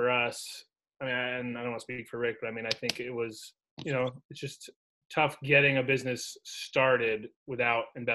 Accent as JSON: {"language": "English", "town": "Saratoga Springs", "region": "New York", "country": "United States", "tie": "born or raised there", "said": "we grew up in Saratoga"}